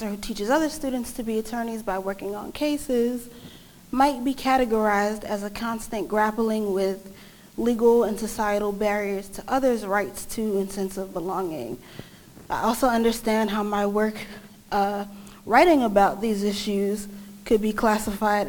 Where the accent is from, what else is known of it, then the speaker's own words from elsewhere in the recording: New York City, New York, United States; I'm a native New Yorker